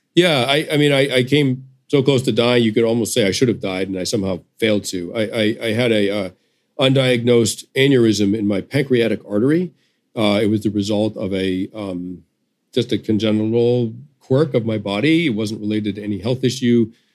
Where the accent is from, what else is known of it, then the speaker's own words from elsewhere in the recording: United States; as an American